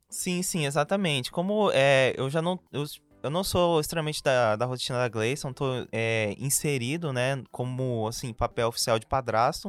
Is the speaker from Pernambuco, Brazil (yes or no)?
no; Cuiabá, Mato Grosso, Brazil; sou cuiabano desde que eu nasci.